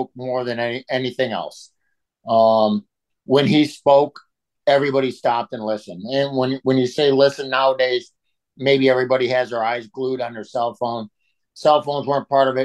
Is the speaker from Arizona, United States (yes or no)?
no; Chicago, Illinois, United States; moved away; I'm American. I'm coming out of Chicago